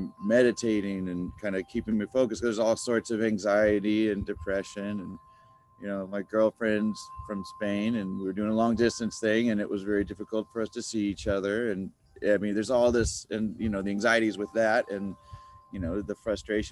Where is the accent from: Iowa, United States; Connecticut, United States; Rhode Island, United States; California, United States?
California, United States; Encinitas; also born or lived in Texas / Los Angeles; I was born in Texas, but I would pretty much say I'm more of a Californian than a Texan, because I've been here, and you know, since I was like 7 or 8